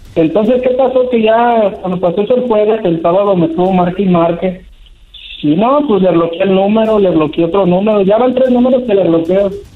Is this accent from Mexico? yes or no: yes; San Francisco del Rincón, Guanajuato, Mexico; Yo soy de aquí de San Francisco del Rincón, Guanajuato